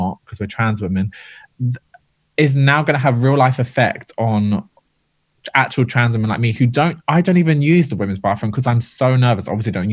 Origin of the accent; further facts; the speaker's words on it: Ireland; We're both Irish